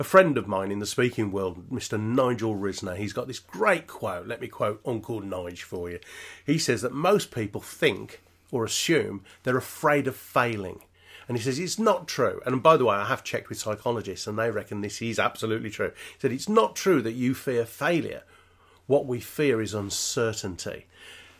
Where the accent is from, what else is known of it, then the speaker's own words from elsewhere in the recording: Birmingham, West Midlands, United Kingdom; accent: Peaky Blinder; me being a Brummie